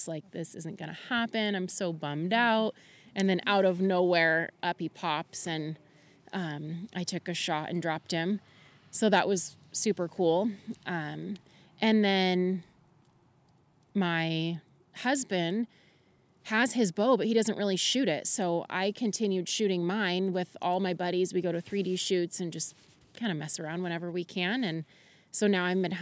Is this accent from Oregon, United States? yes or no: no; Camas, Washington, United States; moved away as an adult; now in Goldendale, United States; I am from Camas, Washington, just recently moved to Goldendale